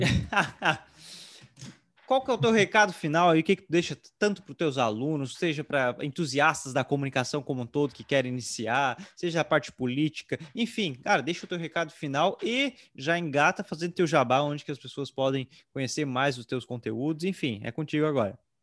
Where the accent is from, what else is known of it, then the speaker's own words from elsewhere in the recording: Tubarão, Santa Catarina, Brazil; sou aqui de Tubarão